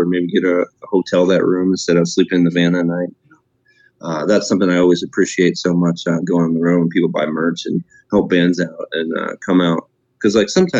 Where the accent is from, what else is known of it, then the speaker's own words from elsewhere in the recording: Midwest, United States; now in Las Vegas, United States; I was born and raised in the Midwest.